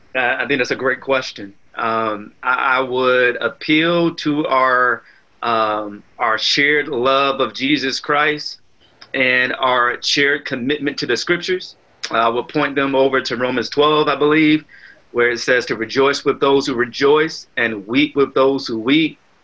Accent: Southeast Virginia, United States; as an African American man, I grew up in Southeast uh, Virginia

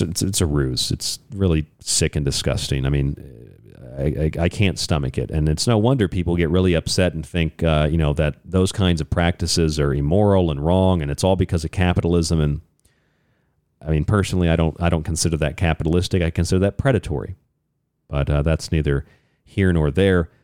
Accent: Florida, United States; I grew up in Florida

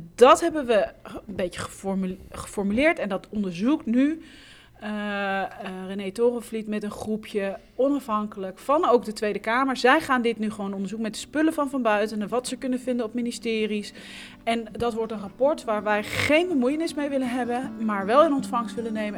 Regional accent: Haarlem, North Holland, Netherlands; Ik kom uit Haarlem

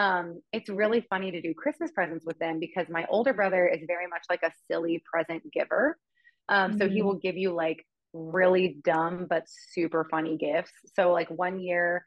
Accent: Amarillo, Texas, United States; I grew up in Amarillo, Texas

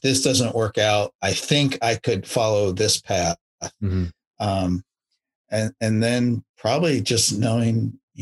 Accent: Maryland, United States; moved away; also born or lived in Arizona / Virginia; I grew up on the East Coast in Maryland

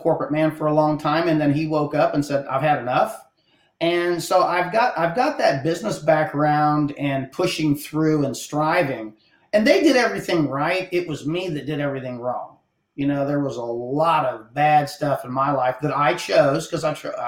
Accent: Hill Country, Ohio, United States; moved away as an adult; now in South Texas, United States; I'm from the Hill Country in Ohio. I was born and raised up there

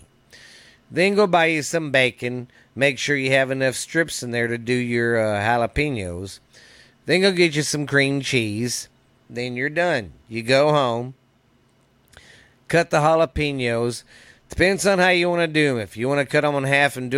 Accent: Mineral Wells, Texas, United States; my hometown here in Mineral Wells

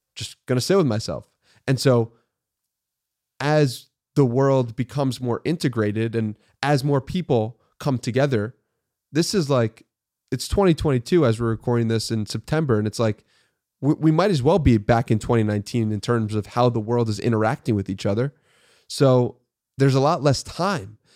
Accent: Long Island, New York, United States; moved away as an adult; now in Austin, United States; I was born in, uh, New York City and I grew up in Long Island, New York

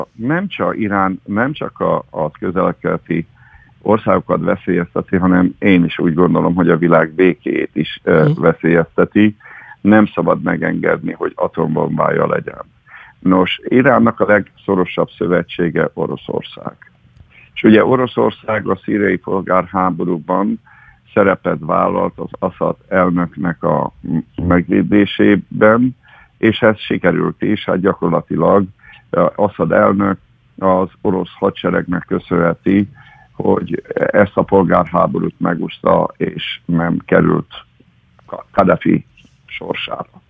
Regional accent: Hungary; mint magyarként én nem vagyok megsértődve

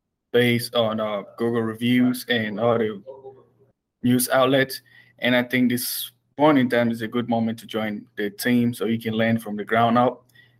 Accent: Cameroon; moved away; I'm from Cameroon, 16,000 miles away from home to follow up my studies.

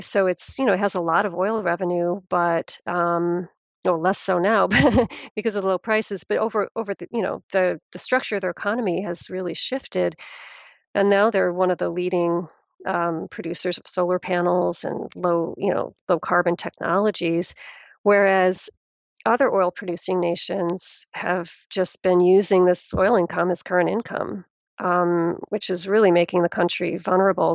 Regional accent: United States; being an American

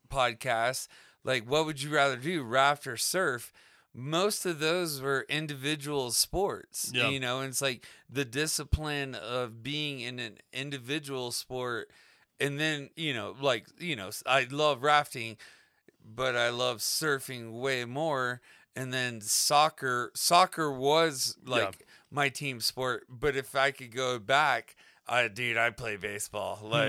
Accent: Florida, United States; It was wet. It was a swamp. We grew up in Florida. It was a swamp.

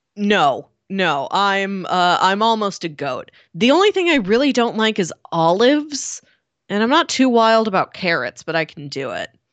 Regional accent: United States; as an American audience

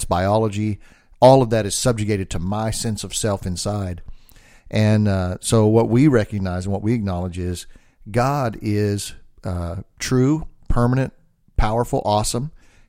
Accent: the South, United States; well, I'm from the South, so you probably assume I'm an idiot.

